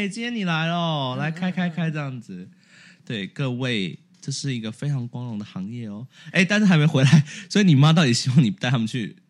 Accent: Taipei, Taiwan; 我自己是从来没，我是台北人，我从来没去过一零一上面。

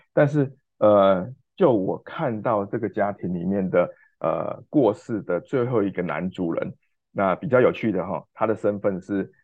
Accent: Taiwan; moved away as an adult; also born or lived in Kinmen; now in Kyoto, Japan; 我们台湾人投资日本跟投资台湾

